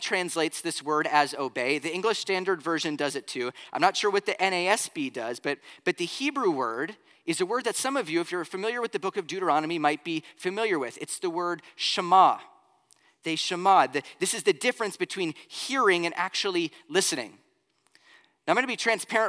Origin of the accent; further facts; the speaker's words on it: Florida, United States; moved away; also born or lived in Pennsylvania; growing up in Florida